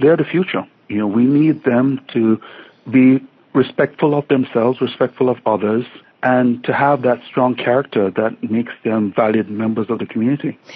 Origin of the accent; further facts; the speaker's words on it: Jamaica; moved away as an adult; now in York Region, Canada; I grew up in Jamaica